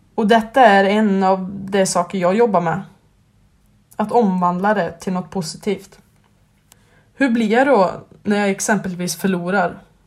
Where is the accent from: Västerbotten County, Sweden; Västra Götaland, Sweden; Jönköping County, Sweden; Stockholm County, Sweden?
Västra Götaland, Sweden; Skövde; Jag är uppväxt i Skövde och har även bott där i hela mitt liv